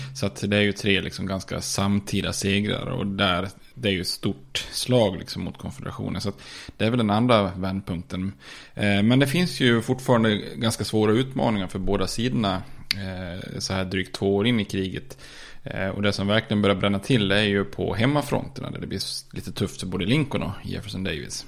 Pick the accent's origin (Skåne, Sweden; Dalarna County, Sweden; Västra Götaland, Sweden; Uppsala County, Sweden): Dalarna County, Sweden; Ludvika; vi är från eh, Ludvika